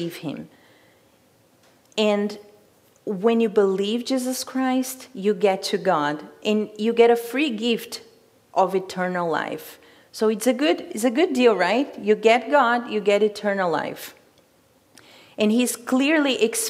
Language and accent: English; Brazil; moved away; I'm from Brazil